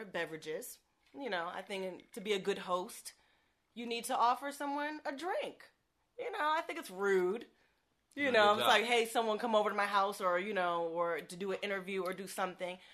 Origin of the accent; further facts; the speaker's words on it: D.C., Maryland, United States; I'm from Maryland, D.C.